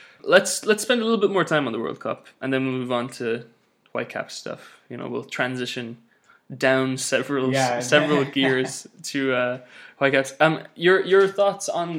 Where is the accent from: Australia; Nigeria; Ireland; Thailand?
Ireland; the Republic of Ireland, my hometown.